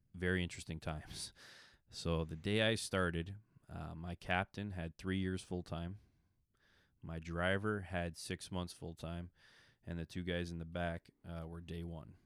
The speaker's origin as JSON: {"language": "English", "town": "Milton", "region": "Ontario", "country": "Canada", "tie": "born or raised there", "moved": "as an adult", "lives_now": "Fergus, Canada", "said": "probably about ten years ago, I'm, uh, left Milton and moved up to, uh, of Fergus, Ontario"}